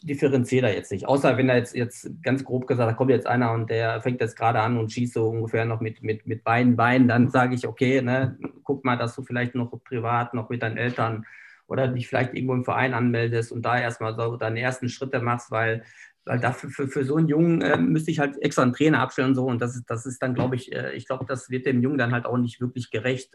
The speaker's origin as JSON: {"language": "German", "town": "Bönen", "region": "North Rhine-Westphalia", "country": "Germany", "tie": "born or raised there", "moved": "as an adult", "lives_now": "Bochum, Germany", "said": "ich komme da aus der Ecke äh, Böen, das liegt ja bei Unna"}